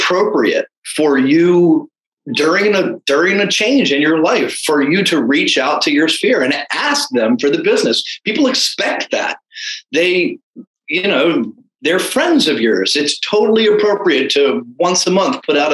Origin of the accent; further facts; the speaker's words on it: Anne Arundel County, Maryland, United States; moved away as an adult; also born or lived in Texas; I was born and raised in Anne Arundel County